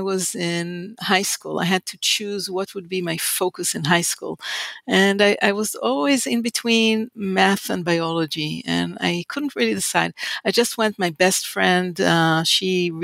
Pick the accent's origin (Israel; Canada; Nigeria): Israel; Haifa, Haifa District; moved away as an adult; I was born in Israel and in the city called Haifa